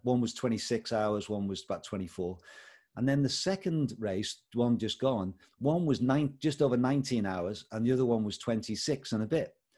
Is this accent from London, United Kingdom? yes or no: no; Liverpool, North West England, United Kingdom; moved away as an adult; also born or lived in Bangladesh / India; now in Paisley, United Kingdom; I hail from Liverpool originally. That's where I was born and brought up. But we've lived in Paisley, just next to Glasgow, for the last 19 years.